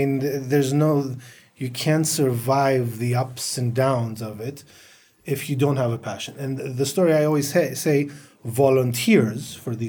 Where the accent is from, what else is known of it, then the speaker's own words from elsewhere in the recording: United States; We come from the Western world. I grew up in the States. It was natural in our schools and in our corporations.